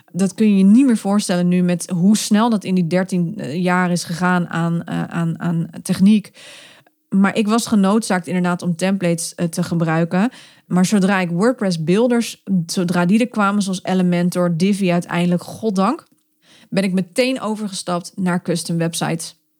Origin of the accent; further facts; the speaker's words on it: Netherlands; we zijn Nederlanders of Belgen